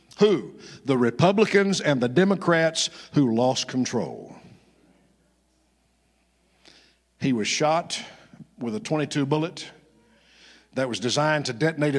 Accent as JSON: {"language": "English", "region": "Arkansas", "country": "United States", "said": "I'm from Arkansas"}